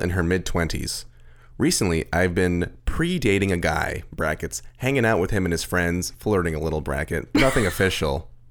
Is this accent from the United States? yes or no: no; Austria; I grew up in Austria, and I'm 100% against neo-Nazis.